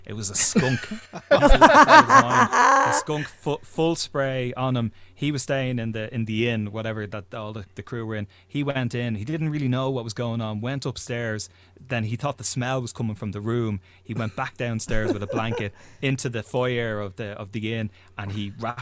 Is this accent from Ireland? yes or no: yes; Lucan, Leinster, Ireland; I'm from Lucan, and there was a cinema in Lucan Village